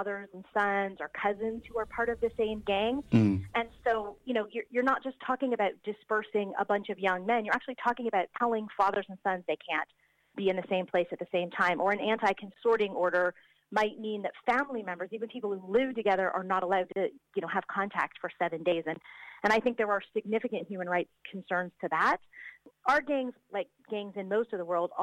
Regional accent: United States; moved away; I'm an American who grew up in the 1980s

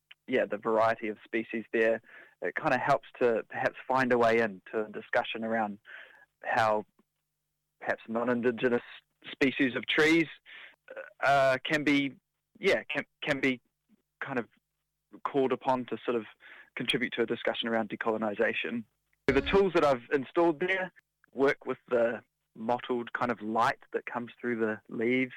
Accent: Hamilton, Waikato, New Zealand; now in Auckland, New Zealand; I'm originally from Hamilton and I spent a lot of time kind of in the bush and in the outdoors growing up.

